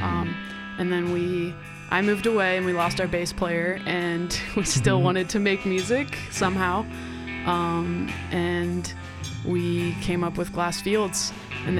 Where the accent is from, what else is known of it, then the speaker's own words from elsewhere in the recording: Kansas City, Missouri, United States; moved away as an adult; now in Colorado, United States; I'm from the Kansas City area